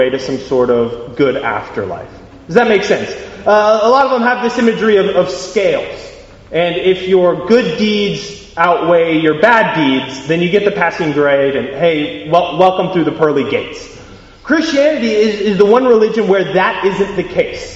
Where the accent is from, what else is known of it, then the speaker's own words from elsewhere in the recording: United States; accent: American; I am American by accent